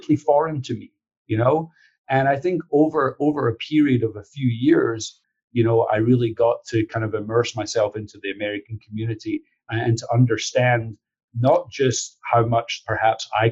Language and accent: English; Scotland, United Kingdom; now in United States; growing up in Scotland